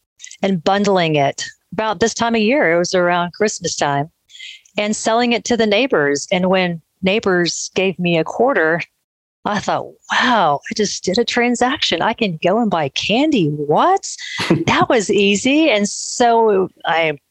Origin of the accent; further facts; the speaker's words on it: Austin, Texas, United States; also born or lived in Manchester, England / New York City; And grew up in Austin